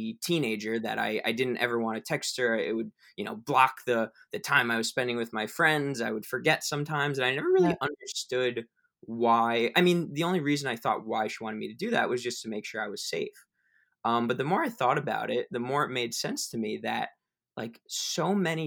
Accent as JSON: {"language": "English", "country": "United States", "tie": "born or raised there", "said": "I was born in the United States to a beautiful family"}